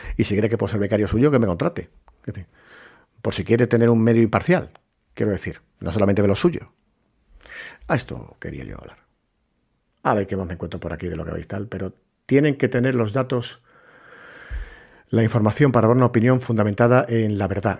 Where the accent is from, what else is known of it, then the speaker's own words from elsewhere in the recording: Puerto Real, Andalusia, Spain; moved away; cuando fui era pequeño, en mi pueblo, en Puerto Real, en la Bahía de Cádiz